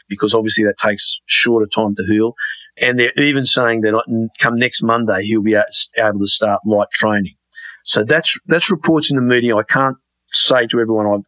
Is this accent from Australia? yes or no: yes; Australia; I'm an Australian